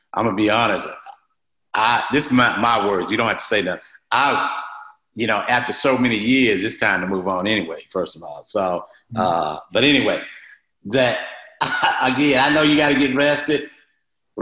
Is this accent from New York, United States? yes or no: no; Mississippi, United States; I'm from Mississippi.